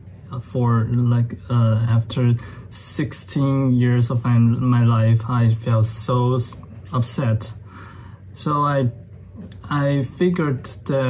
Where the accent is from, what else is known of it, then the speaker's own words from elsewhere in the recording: China; I was born and raised in China